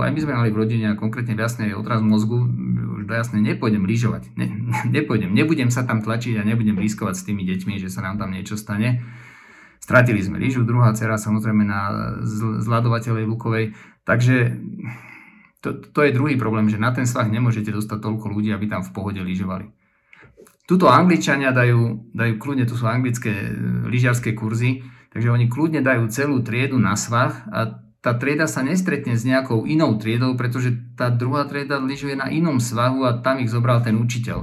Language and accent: Slovak; Slovakia